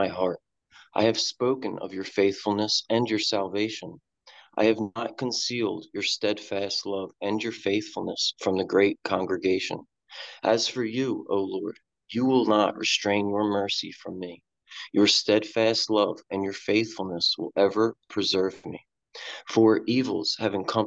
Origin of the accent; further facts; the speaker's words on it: Salem, New Jersey, United States; moved away; also born or lived in Alaska; I was born in Salem, New Jersey. It's like 15 minutes from Philadelphia